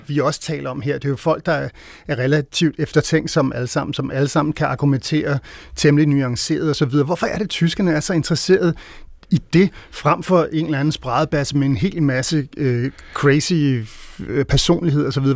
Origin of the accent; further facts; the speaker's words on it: Denmark; vi som danskere